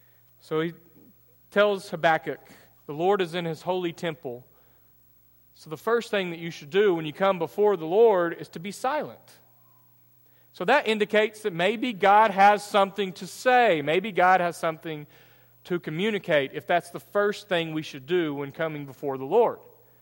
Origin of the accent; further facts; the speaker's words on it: Texas, United States; I'm East Texan.